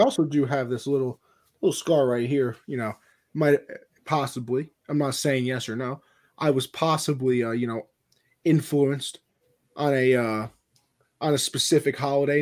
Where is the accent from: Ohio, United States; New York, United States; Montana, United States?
New York, United States; I'm from New York